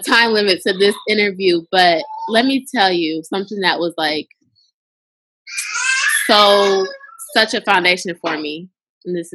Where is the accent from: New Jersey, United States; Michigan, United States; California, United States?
Michigan, United States; Lansing; moved away as an adult; also born or lived in Chicago; I'm originally from Michigan, but I'm from Lansing, the capital city